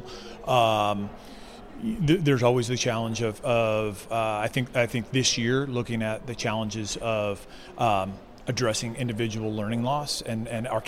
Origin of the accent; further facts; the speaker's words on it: Arizona, United States; moved away as an adult; also born or lived in Seattle, Washington / California; now in Idaho, United States; I was born and raised in Arizona.